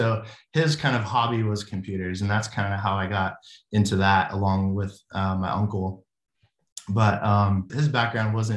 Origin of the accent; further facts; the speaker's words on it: Anaheim, California, United States; moved away as an adult; now in Tennessee, United States; I was born in Anaheim, California, right 2 miles from Disneyland